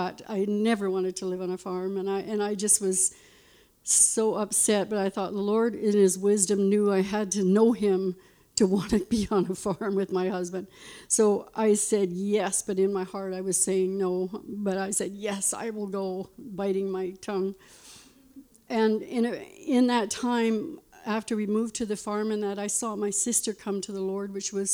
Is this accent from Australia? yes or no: no; Lloydminster, Canada; I was born in Lloydminster Hospital there, and I lived on a farm.